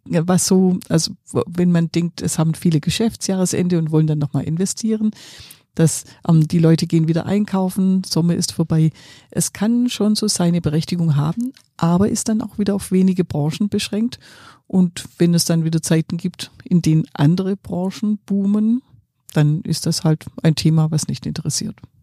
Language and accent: German; Swabia, Germany; ich bin ja Schwäbin